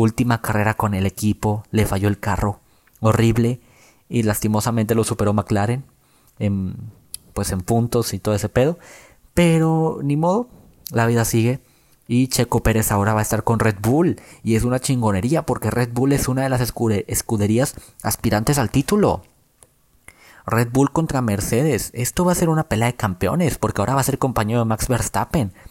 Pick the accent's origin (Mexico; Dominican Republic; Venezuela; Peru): Mexico; nosotros como mexicanos